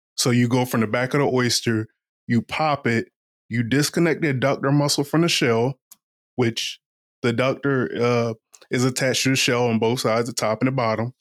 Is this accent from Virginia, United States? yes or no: yes; Eastern Shore of Virginia, United States; moved away; also born or lived in Washington, D.C.; I'm from the Eastern Shore of Virginia